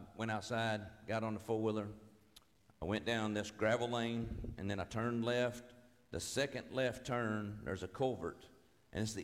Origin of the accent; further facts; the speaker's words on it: Owensboro, Kentucky, United States; I'm from Owensboro, Kentucky, right outside of Owensboro. And where I lived, where I grew up, it was my house